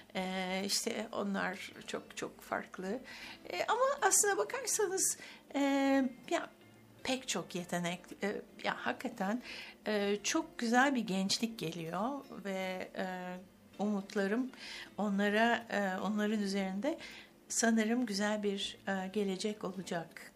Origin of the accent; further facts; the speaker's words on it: Istanbul, Turkey; also born or lived in Ankara / Bodrum / Cambridge; İstanbul'dayım evet, İstanbul'da doğdum.